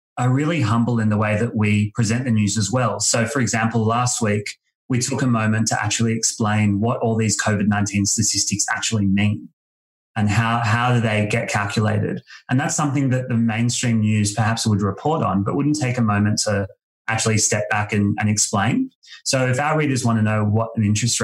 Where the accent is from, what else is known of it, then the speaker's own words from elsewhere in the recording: Sydney, New South Wales, Australia; I grew up in South Bondi and I now live in a big share house in North Bondi